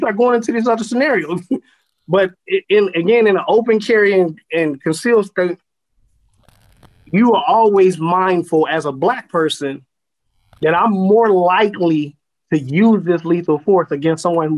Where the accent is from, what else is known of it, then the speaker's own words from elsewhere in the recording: California, United States; growing up in California